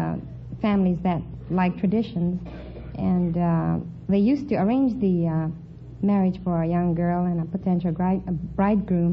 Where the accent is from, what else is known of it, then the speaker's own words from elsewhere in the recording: Sacramento, California, United States; now in Los Angeles, United States; I was born in Sacramento, and I've lived in Los Angeles